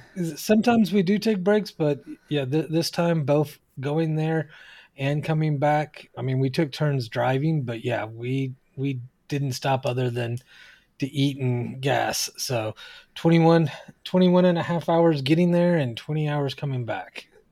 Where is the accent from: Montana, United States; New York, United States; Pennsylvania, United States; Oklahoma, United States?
Oklahoma, United States; now in California, United States; even though I live here in California, I'm originally from Oklahoma, and so is my wife.